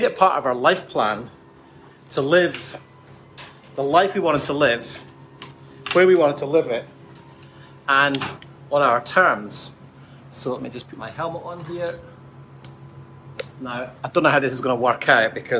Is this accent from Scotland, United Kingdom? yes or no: yes; Scotland, United Kingdom; moved away; I grew up in Scotland